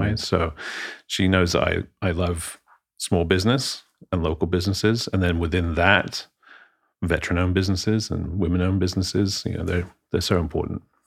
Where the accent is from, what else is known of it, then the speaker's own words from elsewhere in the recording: London, United Kingdom; moved away; I'm, I'm from abroad, uh, born and raised in London.